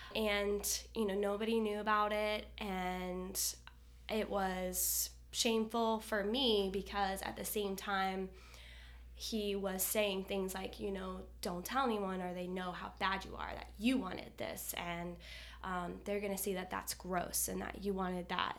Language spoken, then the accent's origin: English; Kansas, United States; also born or lived in Florida; now in Fort Lauderdale, United States; I'm originally from Kansas. I moved here in Florida in two thousand eight